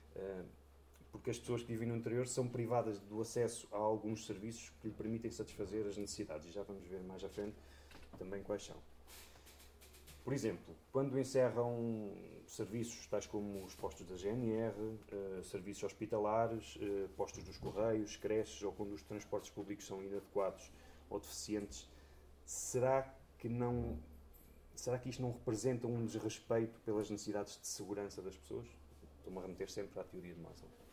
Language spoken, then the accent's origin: Portuguese; Coimbra, Centro, Portugal; moved away as an adult; now in Covilhã, Portugal; eu nasci em Coimbra, fiz a minha vida toda em Coimbra e há cerca de 10 anos fui viver para a Covilhã